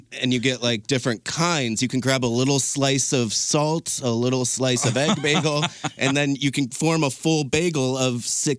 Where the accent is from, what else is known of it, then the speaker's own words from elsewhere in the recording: Detroit, Michigan, United States; We're from Detroit.